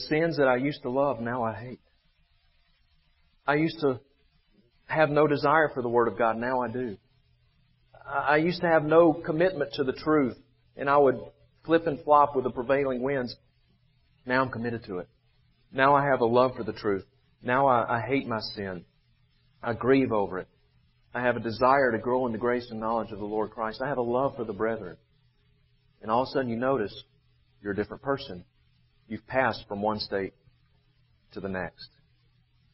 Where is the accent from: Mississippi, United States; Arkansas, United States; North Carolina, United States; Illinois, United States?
Mississippi, United States; Vicksburg; my hometown of Vicksburg